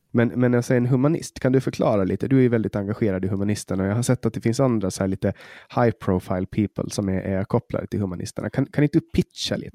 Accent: Åland Islands; vi har på Åland, har vi hemma på Åland

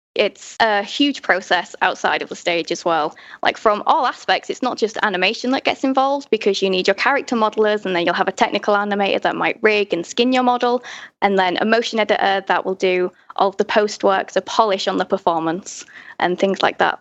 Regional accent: Hull, Yorkshire and the Humber, United Kingdom; now in London, United Kingdom; I grew up in Hull in the north of England

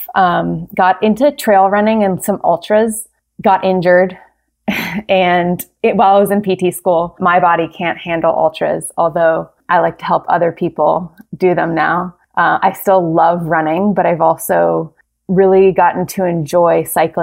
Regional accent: Cincinnati, Ohio, United States; moved away; also born or lived in Fairfax, California; I grew up in Cincinnati, Ohio

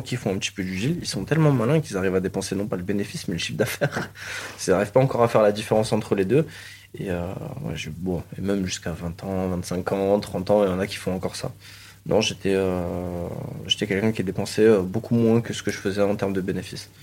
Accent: Marseille, Provence-Alpes-Côte d'Azur, France; je suis né à la Conception. J'ai fait mon école au cours Julien

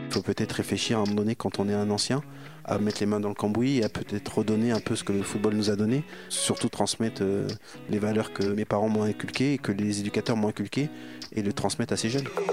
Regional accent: Bourges, Centre-Val de Loire, France; moved away; also born or lived in Auxerre; Moi je suis né à Bourges, je jouais tout le temps avec mon frère euh, qui a 6 ans de plus que moi

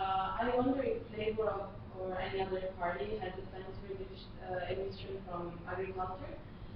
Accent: Italy; moved away; I'm a student from Italy.

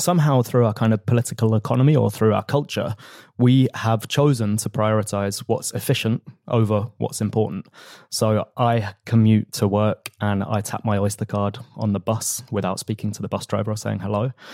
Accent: London, United Kingdom; I was a council candidate where I grew up in North London

